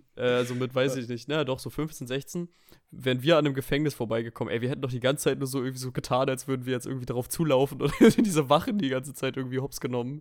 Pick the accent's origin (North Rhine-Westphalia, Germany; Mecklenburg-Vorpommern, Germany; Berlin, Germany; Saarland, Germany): Mecklenburg-Vorpommern, Germany; Rostock district; Die Kleinstadt, wo ich herkomme, liegt im Landkreis Rostock.